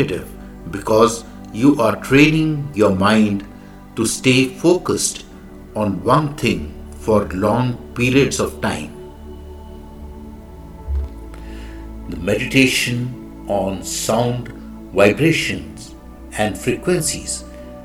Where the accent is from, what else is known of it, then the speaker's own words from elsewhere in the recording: India; I am the Indian monk